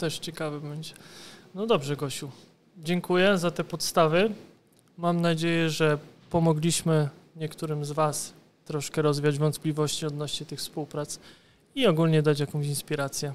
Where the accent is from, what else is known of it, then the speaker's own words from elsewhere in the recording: Kutno, Łódź Voivodeship, Poland; To jest moje miasto, więc nie rób wstydu. Jestem z Kutna